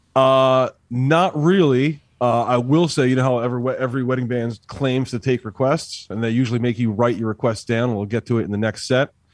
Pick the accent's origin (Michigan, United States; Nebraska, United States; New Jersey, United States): New Jersey, United States; Trenton; moved away as an adult; now in Boston, United States; I grew up in Trenton, unfortunately. and then uh, I've been living up in Boston for like 15 years now.